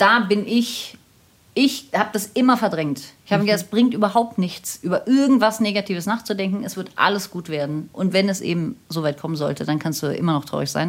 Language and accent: German; Berlin, Germany; also born or lived in Munich; ich komme aus Berlin und mein Mann kommt aus Berlin und viele Generationen von uns kommen aus Berlin und wir sind da sehr verwurzelt.